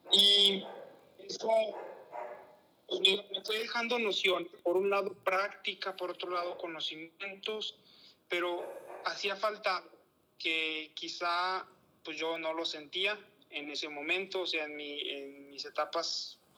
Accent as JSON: {"language": "Spanish", "town": "San Juan de los Lagos", "region": "Jalisco", "country": "Mexico", "tie": "born or raised there", "said": "yo soy originario de una ciudad que se llama San Juan de los Lagos, en el estado de Jalisco. Es una ciudad pequeña, apenas va llegando a los 100.000 habitantes"}